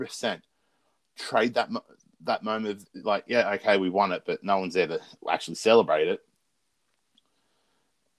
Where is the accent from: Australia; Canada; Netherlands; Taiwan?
Australia; As an Australian